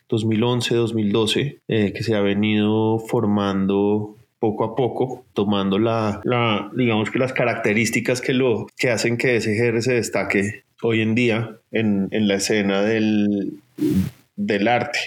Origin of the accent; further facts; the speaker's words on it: Bogotá, Colombia; nací en Bogotá, donde he vivido toda mi vida.